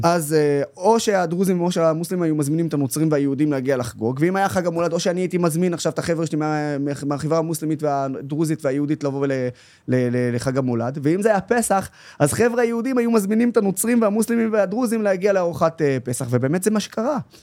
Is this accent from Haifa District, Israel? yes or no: yes; Haifa, Haifa District, Israel; also born or lived in Nazareth; הילדות שלי, שאני זוכר אותה מלבד בעיר התחתית, איפה שסבא וסבתא שלי אה, היו גרים